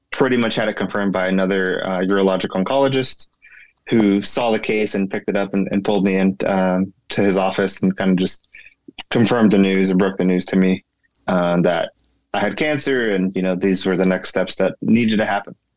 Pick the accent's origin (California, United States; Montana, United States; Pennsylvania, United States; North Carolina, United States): California, United States; moved away as an adult; now in Maryland, United States; I am originally from California. Grew up, born and raised in California